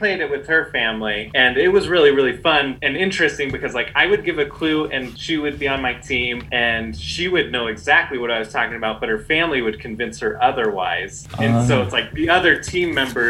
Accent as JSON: {"language": "English", "country": "United States", "said": "since we're American, if people can't tell by listening to our folksy voice."}